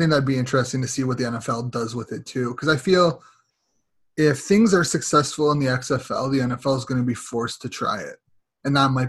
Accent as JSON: {"language": "English", "country": "Canada", "said": "As a Canadian"}